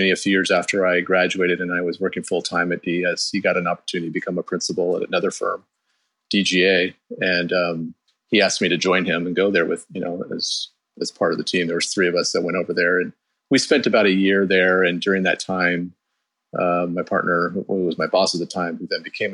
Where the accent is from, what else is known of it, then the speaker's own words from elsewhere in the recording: Bay Area, the Peninsula, California, United States; I grew up in the Bay Area, down in the peninsula